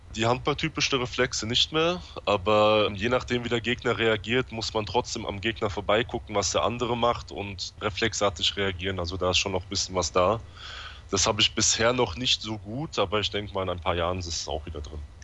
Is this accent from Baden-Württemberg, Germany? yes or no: no; Offenbach am Main, Hesse, Germany; aus dem Rhein-Main-Gebiet in Offenbach